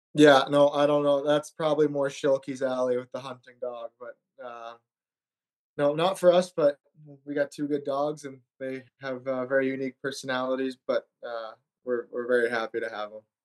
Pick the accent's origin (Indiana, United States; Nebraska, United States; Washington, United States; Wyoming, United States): Indiana, United States; Granger; moved away; also born or lived in Sault Ste. Marie, Michigan / Rhode Island; it was a great place to grow up